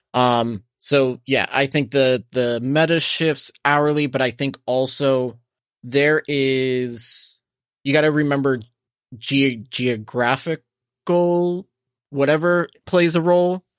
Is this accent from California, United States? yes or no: no; Coral Springs, Florida, United States; in my hometown in Coral Springs, Mullins Park is always lit.